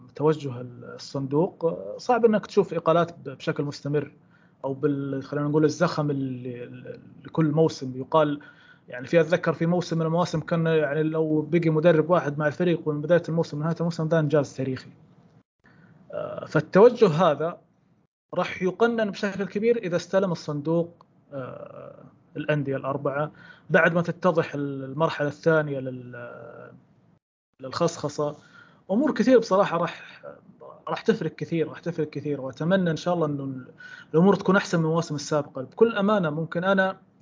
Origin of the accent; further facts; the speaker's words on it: Saudi Arabia; نتكلم كسعوديين